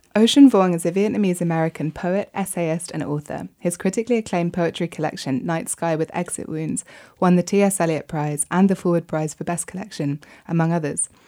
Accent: United Kingdom; for me as a Brit

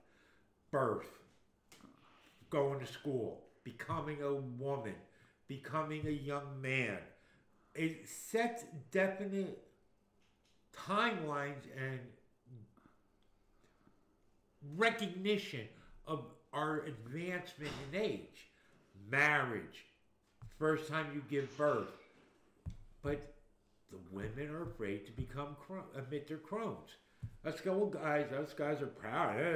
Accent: Newark, New Jersey, United States; I grew up in Newark, New Jersey

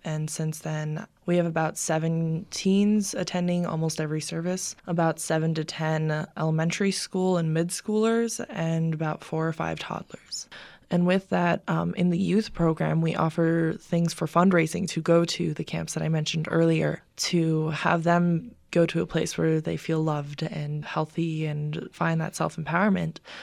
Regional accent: Albuquerque, New Mexico, United States; born or raised there

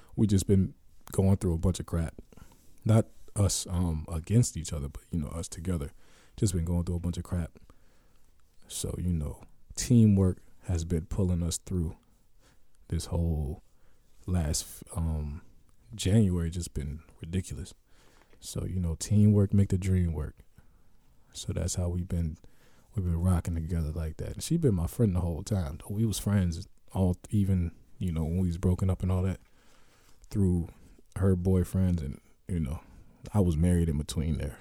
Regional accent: Youngstown, Ohio, United States; moved away as an adult; I'm from Ohio.

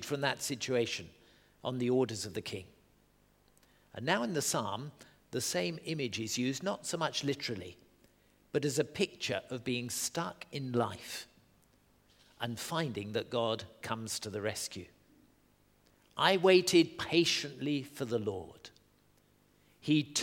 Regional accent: Southend-on-Sea, East of England, United Kingdom; I grew up in Southend-on-Sea, the estuary of the Thames

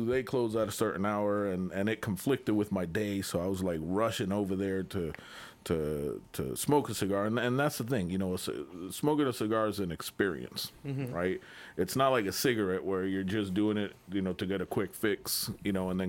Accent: Massachusetts, United States; moved away as an adult; also born or lived in Puerto Rico; now in Florida, United States; No, I was born in Puerto Rico. Okay. Kind of raised in Massachusetts. So, I've lived in Florida now the last, I'm going to say, since 96

